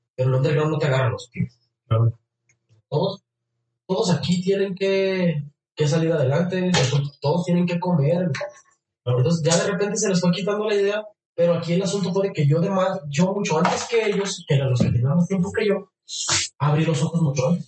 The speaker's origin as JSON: {"language": "Spanish", "region": "Jalisco", "country": "Mexico", "tie": "born or raised there"}